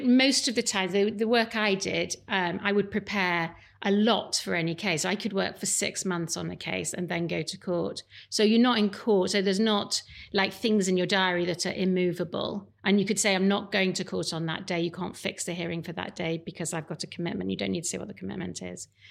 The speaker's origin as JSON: {"language": "English", "town": "Leeds", "region": "Yorkshire and the Humber", "country": "United Kingdom", "tie": "born or raised there", "said": "I grew up in Leeds"}